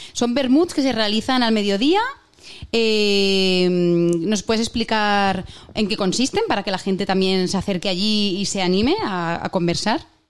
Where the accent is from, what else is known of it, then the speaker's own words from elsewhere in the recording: Huesca, Aragon, Spain; soy de Huesca